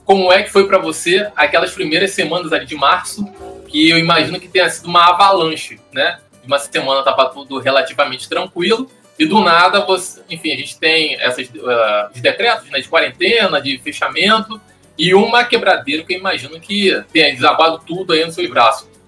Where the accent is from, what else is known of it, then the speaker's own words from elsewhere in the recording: São Gonçalo, Rio de Janeiro, Brazil; Sim, eu sou de São Gonçalo. Fala gente, tudo bem? Aqui sou eu … sim São Gonçalo